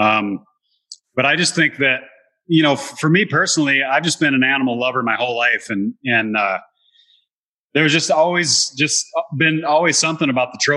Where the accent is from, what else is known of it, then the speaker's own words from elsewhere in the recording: South Dakota, United States; when I grew up in South Dakota, I would go to my grandpa's farm